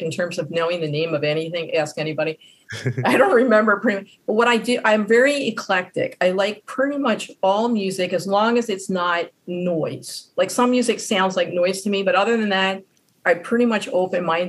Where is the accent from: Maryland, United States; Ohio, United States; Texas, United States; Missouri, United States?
Maryland, United States; Baltimore; I was born in Baltimore, I live in Baltimore, and I will probably pass in Baltimore.